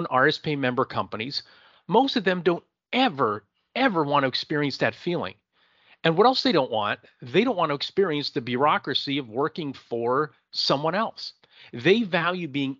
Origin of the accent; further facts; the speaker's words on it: Erie, Pennsylvania, United States; I'm from Erie, Pennsylvania